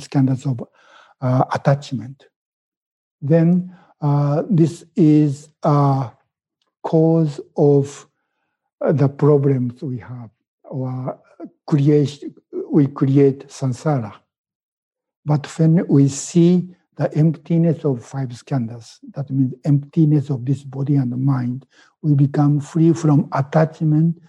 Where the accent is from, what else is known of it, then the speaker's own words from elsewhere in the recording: Japan; first language Japanese; English is a second language; moved away as an adult; now in United States; my thinking is still in Japanese, because I was born in Japan and I was educated in Japanese school system.